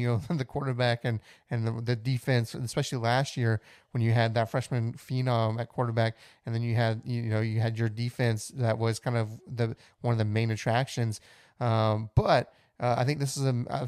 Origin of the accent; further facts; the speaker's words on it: Pleasanton, Texas, United States; I was from Pleasanton, Texas